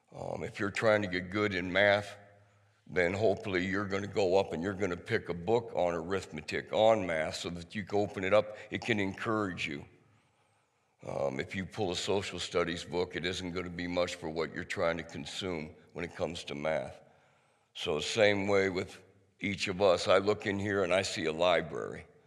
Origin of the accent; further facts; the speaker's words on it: outside of Cedar Falls, Iowa, United States; I was raised outside of Cedar Falls.